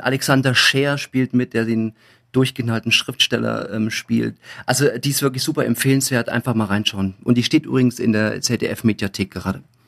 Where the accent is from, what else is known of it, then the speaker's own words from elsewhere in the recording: Thuringia, Germany; moved away as an adult; also born or lived in Coburg / Munich; ich bin in der DDR groß geworden, also ich war 18, wo die Wende war